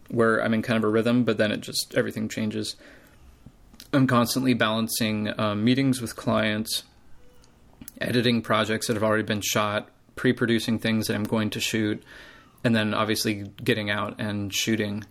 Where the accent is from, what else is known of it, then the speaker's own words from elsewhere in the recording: United States; I'm American